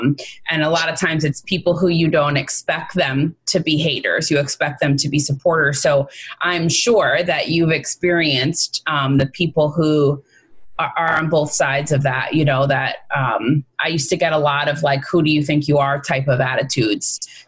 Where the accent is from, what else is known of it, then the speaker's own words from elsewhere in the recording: Holmdel, New Jersey, United States; I grew up in Homedale